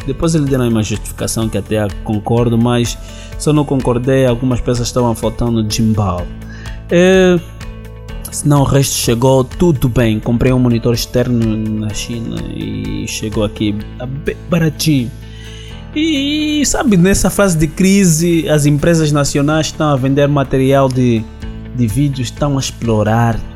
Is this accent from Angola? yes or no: yes; Angola